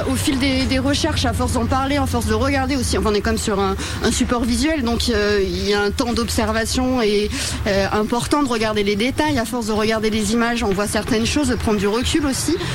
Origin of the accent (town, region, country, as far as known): Brittany, France